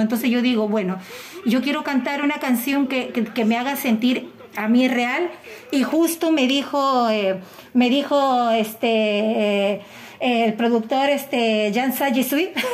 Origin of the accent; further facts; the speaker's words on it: Peru; como buena peruana que soy